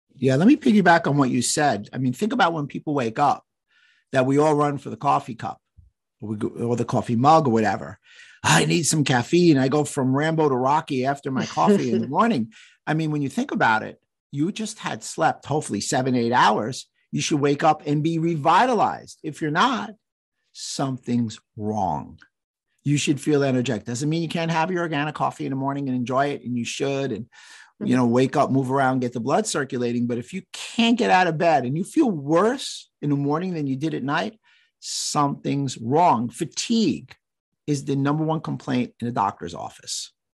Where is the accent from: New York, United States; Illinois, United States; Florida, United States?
New York, United States; I'm from New York